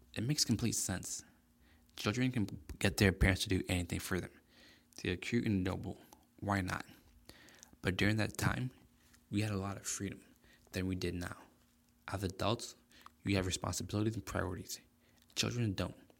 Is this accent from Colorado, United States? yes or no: no; South Florida, United States; moved away as an adult; now in Illinois, United States; I was originally born and raised in South Florida, but I moved to Illinois last year